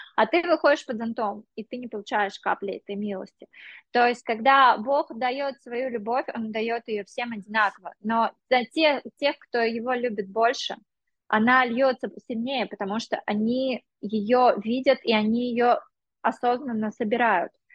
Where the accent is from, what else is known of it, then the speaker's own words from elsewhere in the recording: Sergiyev Posad, Moscow Oblast, Russia; also born or lived in India; now in England, United Kingdom; когда я была девочкой из Сергиев Посада